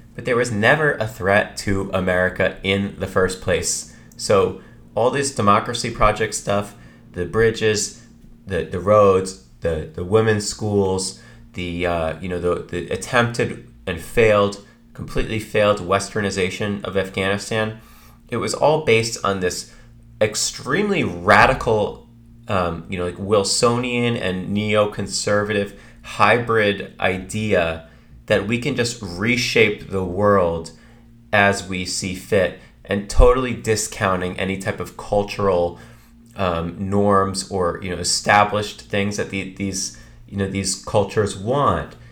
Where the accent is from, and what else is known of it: United States